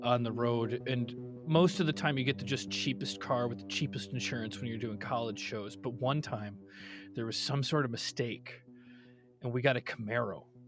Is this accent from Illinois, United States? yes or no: yes; Cary, Illinois, United States; born or raised there